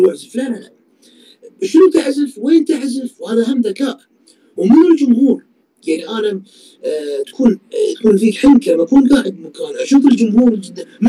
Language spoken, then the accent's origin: Arabic; Kuwait; انا كويتي